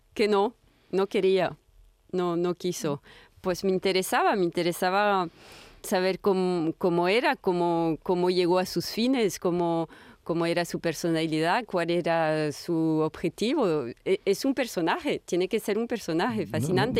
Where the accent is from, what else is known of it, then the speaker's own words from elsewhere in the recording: France; yo soy francesa